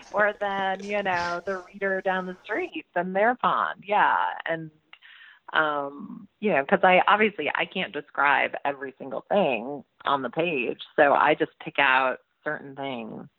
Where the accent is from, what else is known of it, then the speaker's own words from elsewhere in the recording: Massachusetts, United States; Massachusetts, which is my home state